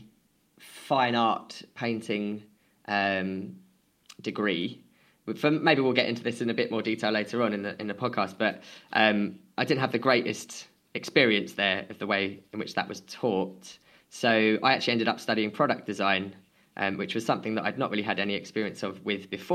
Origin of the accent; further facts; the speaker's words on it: United Kingdom; I grew up just outside of London and sort of on the border of London and Essex.